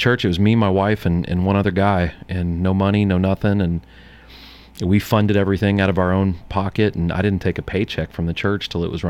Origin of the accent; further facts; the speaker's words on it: St. Louis, Missouri, United States; now in Murfreesboro, United States; Since I'm from St. Louis, I'm a huge Cardinals fan.